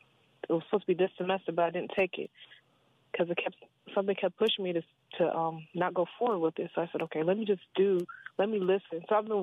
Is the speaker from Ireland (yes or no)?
no; Nigeria; now in Laurel, United States; I'm Nigerian